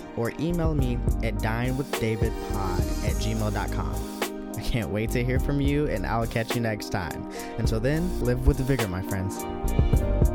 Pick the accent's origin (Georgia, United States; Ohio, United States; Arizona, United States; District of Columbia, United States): Georgia, United States; Milledgeville; I am from Milledgeville, Georgia